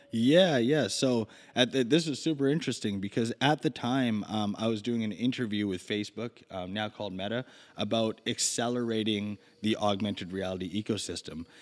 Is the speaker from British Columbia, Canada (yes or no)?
yes; Vancouver, British Columbia, Canada; I grew up in Vancouver